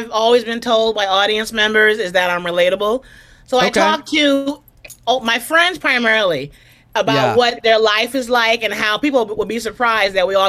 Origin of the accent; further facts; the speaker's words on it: New York City, New York, United States; I'm in the home that I grew up in the Bronx.